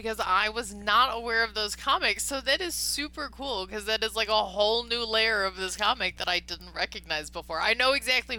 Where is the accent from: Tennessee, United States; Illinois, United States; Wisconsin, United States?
Illinois, United States; Chicago; also born or lived in Los Angeles; you have such a funny accent. And I'm like, I don't know. I'm from Chicago.